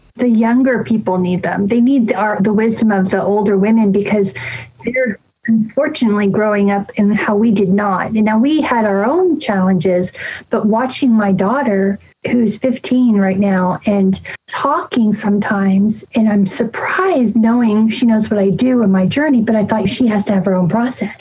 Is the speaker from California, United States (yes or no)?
yes; San Francisco, California, United States; moved away; I'm from San Francisco